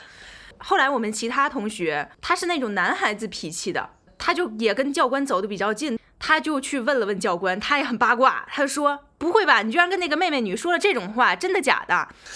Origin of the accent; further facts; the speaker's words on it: Tianjin, China; moved away as an adult; also born or lived in Wuhan / United Kingdom; 我自己呢，是天津人，在武汉上的大学